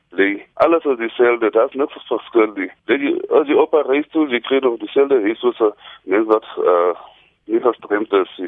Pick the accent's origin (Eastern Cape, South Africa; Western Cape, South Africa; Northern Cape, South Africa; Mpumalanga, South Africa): Northern Cape, South Africa; Barkly West; now in Kimberley, South Africa; ek het groot geword hier in Tafelberg